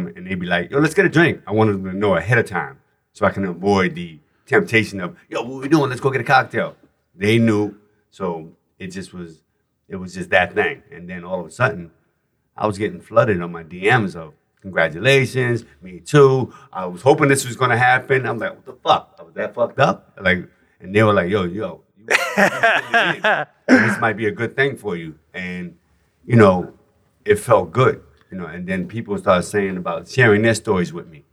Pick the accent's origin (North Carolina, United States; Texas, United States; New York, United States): New York, United States; New York City; moved away as an adult; now in Los Angeles, United States; as a New Yorker, it's a Bronx native, born and raised